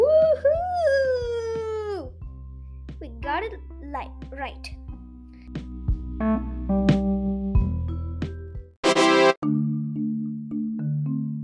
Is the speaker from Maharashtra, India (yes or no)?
no; Kerala, India; moved away; Kerala is my hometown